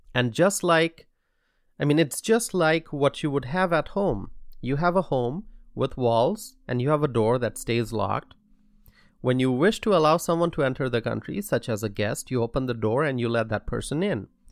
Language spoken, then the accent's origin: English; United States; I am here addressing you all as an American citizen